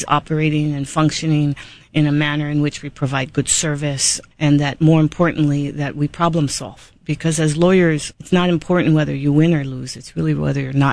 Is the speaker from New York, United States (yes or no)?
no; Big Island, Hawaii, United States; now in Honolulu, United States; I was born and raised on the Big Island, and I'm very, very proud of it